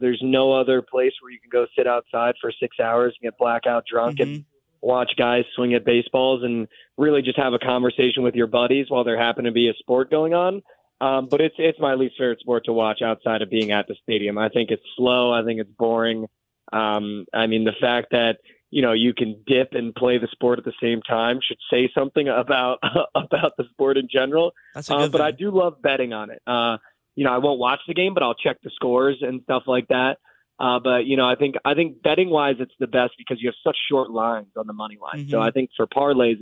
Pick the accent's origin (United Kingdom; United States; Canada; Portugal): United States; New Jersey; moved away as an adult; now in Dallas, United States; Having grown up in New Jersey